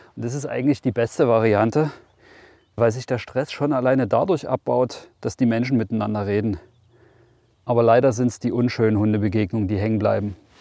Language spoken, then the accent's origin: German; Brandenburg, Germany; bei uns in Brandenburg